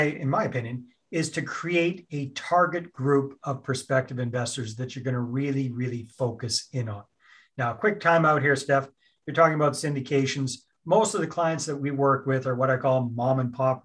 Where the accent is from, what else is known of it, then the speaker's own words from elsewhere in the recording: Canada; I'm Canadian. I'm up here in Canada.